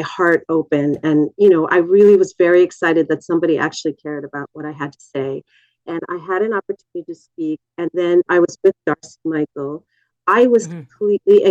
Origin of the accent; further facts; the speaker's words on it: Canada; as a Canadian citizen